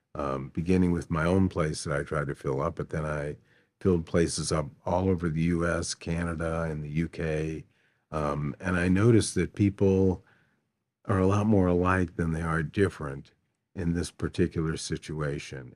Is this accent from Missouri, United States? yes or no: yes; St. Louis, Missouri, United States; I grew up here in Saint Louis, relatively poor.